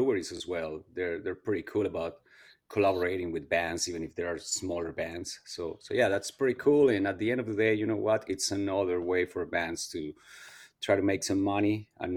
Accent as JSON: {"language": "English", "country": "Colombia", "tie": "born or raised there", "first_language": "Spanish", "second_language": "English", "moved": "as an adult", "lives_now": "Canada", "said": "when I grew up in Colombia"}